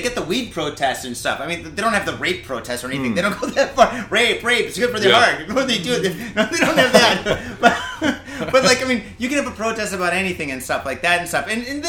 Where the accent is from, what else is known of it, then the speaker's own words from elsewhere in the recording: Detroit, Michigan, United States; now in Japan; When I was growing up in Detroit